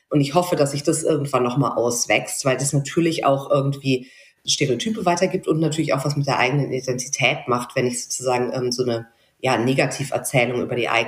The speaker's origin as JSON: {"language": "German", "region": "South Germany", "country": "Germany", "said": "ich komme doch nicht aus Westdeutschland, ich komme aus Süddeutschland."}